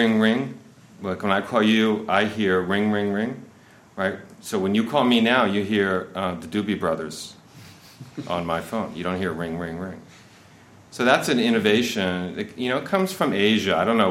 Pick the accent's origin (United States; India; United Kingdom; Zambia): United States; I'm American.